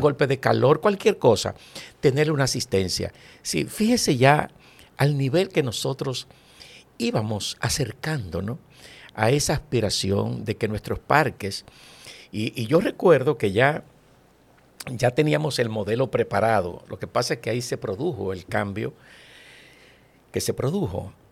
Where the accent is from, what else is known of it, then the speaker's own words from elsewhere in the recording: Santo Domingo, Distrito Nacional, Dominican Republic; also born or lived in Villa Consuelo, Santo Domingo; Yo nací en Villajuana y mi ascenso social se produce de Villajuana a Villaconsuelo, pero en Villa siempre